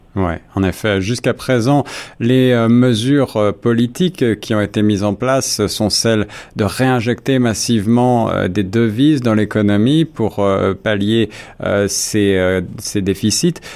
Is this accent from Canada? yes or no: yes; Canada; chez nous au Canada